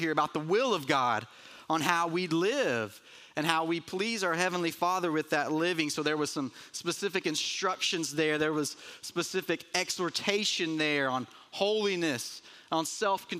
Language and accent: English; Murphy, North Carolina, United States; growing up in Murphy, North Carolina, so not far from here